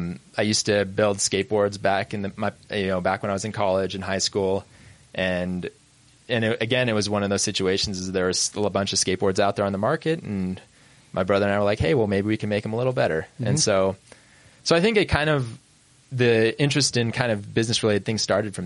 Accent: Idaho, United States; moved away as an adult; also born or lived in New York; I grew up in Idaho.

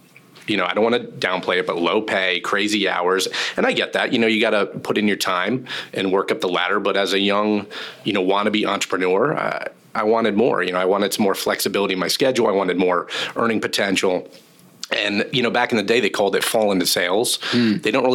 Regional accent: Connecticut, United States; moved away as an adult; now in Philadelphia area, United States; born and raised in Connecticut, came to the vicinity Philly metro market for school

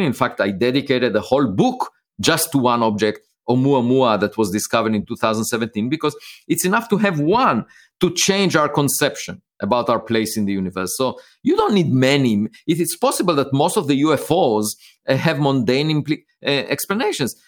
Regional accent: Israel; moved away; I was born in Israel

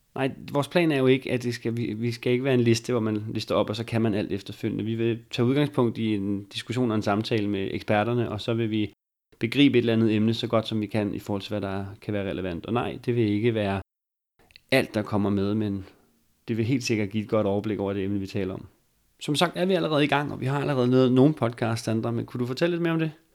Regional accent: Bornholm, Capital Region of Denmark, Denmark; accent: Bornholm dialect

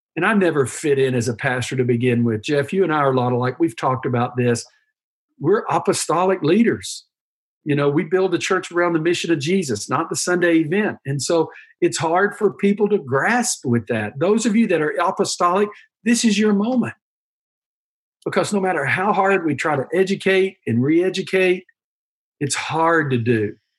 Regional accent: United States; being an American is great. We're very pragmatic people, we're process oriented. One, two, three, how we do things. That's what's made our country what it is.

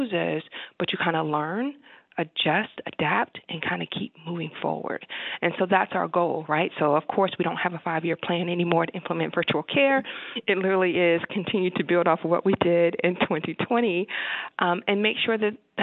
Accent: Cleveland, Ohio, United States; moved away as an adult; also born or lived in Michigan / the South / the West; now in Wisconsin, United States; So even though I'm from Cleveland, Ohio, went to school at Michigan

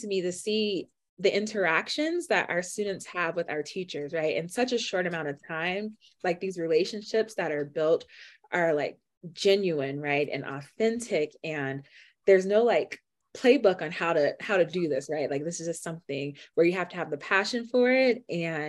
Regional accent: Miami, Florida, United States; moved away as an adult; now in Denver, United States; my growing up in Miami. So I was in GT in elementary through high school

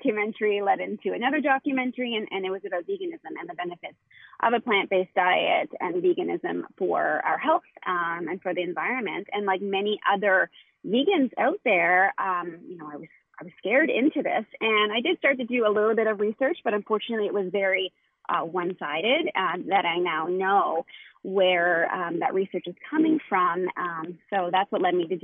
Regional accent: Halifax, Nova Scotia, Canada; So we are from Nova Scotia, Canada

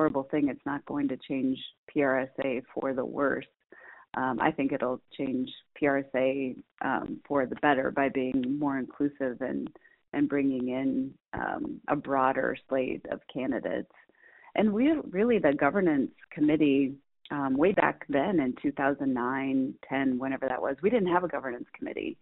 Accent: Minnesota, United States; also born or lived in Nebraska; I was born in Nebraska, raised in Minnesota.

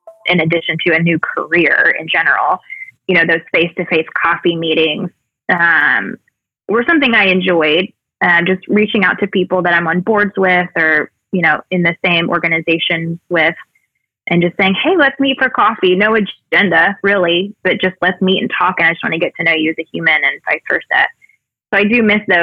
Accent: Mobile, Alabama, United States; moved away; also born or lived in Evansville, Indiana / Louisville, Kentucky; In my hometown in Mobile

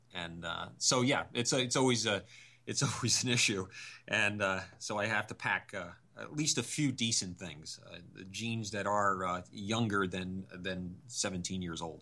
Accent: Connecticut, United States; we're from Connecticut

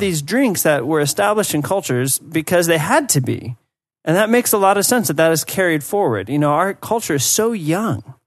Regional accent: United States; moved away; as an American

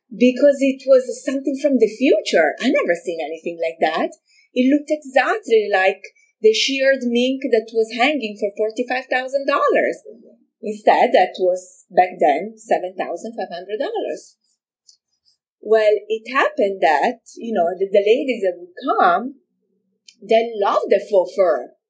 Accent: Milan, Lombardy, Italy; moved away as an adult; now in United States; I'm originally from Milano, Italy.

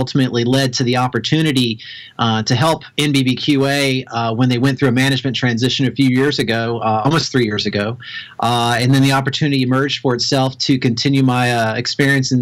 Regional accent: Kentucky, United States; I'm from Kentucky originally. My dad had a barbecue restaurant

